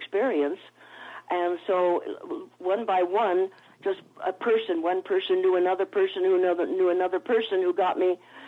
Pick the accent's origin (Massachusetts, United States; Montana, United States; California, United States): California, United States; Los Angeles; I was born in Hollywood, California, at the Hollywood Hospital